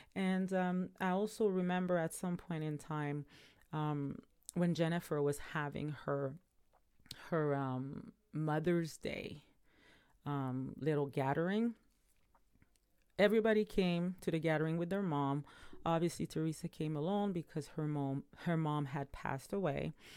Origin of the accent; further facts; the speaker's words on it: Montreal, Quebec, Canada; now in Ontario, Canada; my hometown, which is Montreal